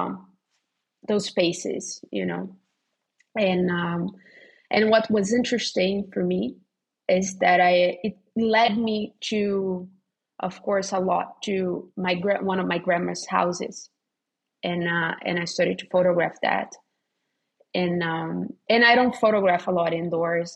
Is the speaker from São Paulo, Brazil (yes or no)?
no; Rio de Janeiro, Brazil; moved away as an adult; Rio, which is my hometown.